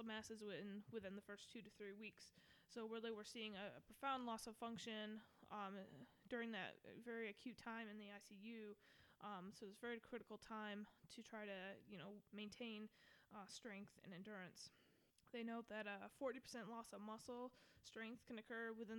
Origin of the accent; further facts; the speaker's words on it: Michigan, United States; moved away as an adult; now in Atlanta, United States; I come from Michigan.